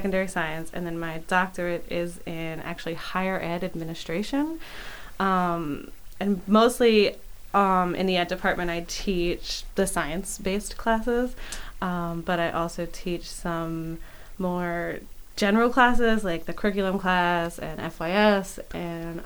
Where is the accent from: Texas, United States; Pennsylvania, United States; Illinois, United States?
Pennsylvania, United States; Philadelphia; moved away as an adult; now in York, United States; I grew up in Philadelphia